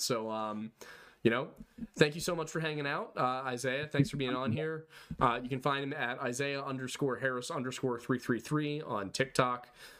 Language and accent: English; Pennsylvania, United States; we're from Pennsylvania, so we're.